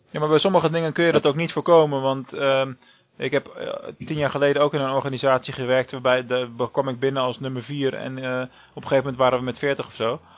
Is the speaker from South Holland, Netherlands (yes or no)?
yes; Rotterdam, South Holland, Netherlands; als Rotterdammer